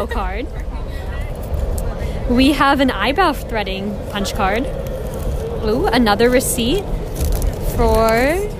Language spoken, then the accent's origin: English; Seattle, Washington, United States; I'm from Seattle.